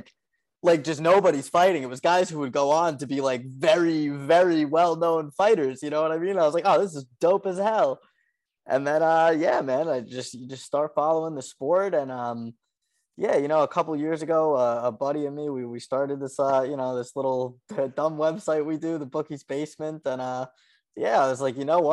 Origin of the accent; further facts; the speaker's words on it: Port Washington, New York, United States; also born or lived in Glen Cove, New York; I grew up in Port Washington out here